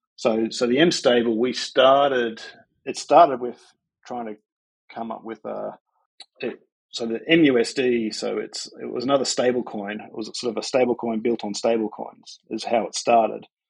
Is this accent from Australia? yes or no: yes; Sydney, New South Wales, Australia; I'm from Sydney